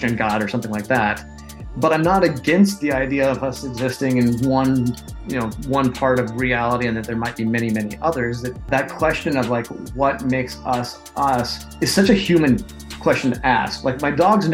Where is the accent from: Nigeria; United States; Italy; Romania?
United States; I'm an American